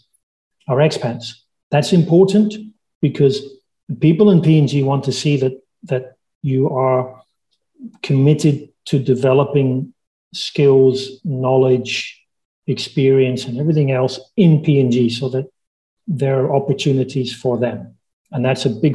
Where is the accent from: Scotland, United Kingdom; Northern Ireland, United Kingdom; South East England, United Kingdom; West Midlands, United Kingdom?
Scotland, United Kingdom; my hometown of my home country of Scotland